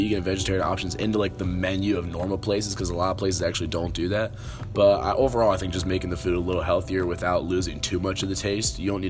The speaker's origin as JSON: {"language": "English", "town": "Elizabethtown", "region": "Pennsylvania", "country": "United States", "moved": "as an adult", "lives_now": "Kutztown, United States", "said": "I'm a freshman here at Kutztown University. I'm 18 years old, and I also play on the rugby team. And I'm originally from Elizabethtown, which is about an hour away from here."}